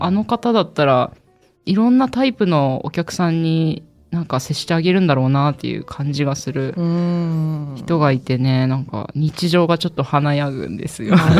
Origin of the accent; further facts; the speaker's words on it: Kagoshima, Japan; 私の出身の鹿児島